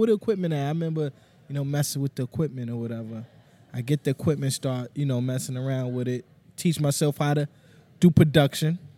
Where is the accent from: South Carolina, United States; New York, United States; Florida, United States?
New York, United States; New York City; I grew up in Harlem